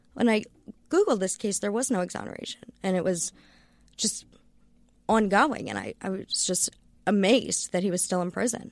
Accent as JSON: {"language": "English", "region": "Maryland", "country": "United States", "said": "I'm from Maryland"}